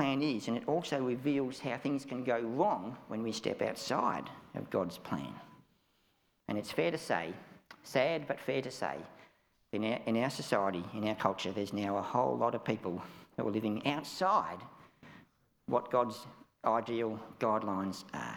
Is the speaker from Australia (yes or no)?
yes; Australia; I'm an Australian